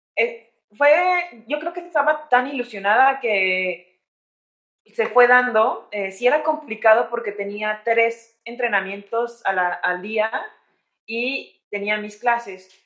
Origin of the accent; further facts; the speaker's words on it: San Luis de la Paz, Guanajuato, Mexico; moved away as an adult; also born or lived in Querétaro / Chicago / Spain; now in Mexico City, Mexico; yo soy originaria de San Luis de la Paz, Guanajuato